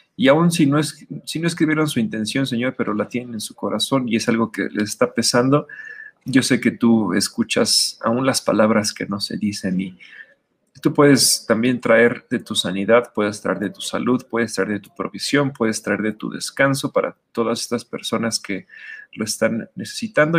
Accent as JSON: {"language": "Spanish", "country": "Mexico", "said": "como mexicanos"}